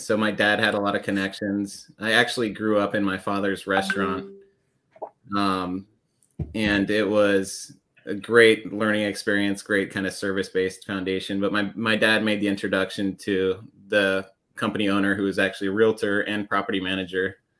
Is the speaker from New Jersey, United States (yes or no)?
no; Aspen, Colorado, United States; I grew up in Colorado in the mountains, Aspen Snowmass area.